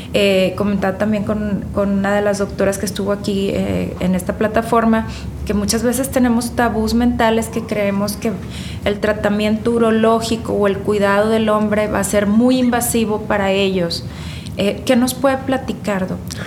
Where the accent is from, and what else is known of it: Nuevo León, Mexico